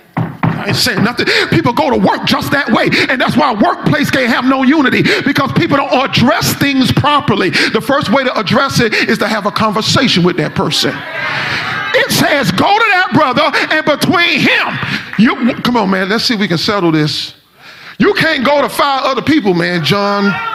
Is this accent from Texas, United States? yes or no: no; Miami, Florida, United States; I am from Miami